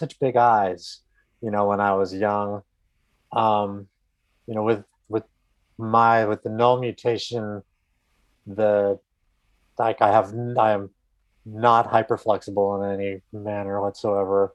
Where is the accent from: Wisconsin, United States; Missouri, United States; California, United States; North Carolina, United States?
California, United States; I grew up out in California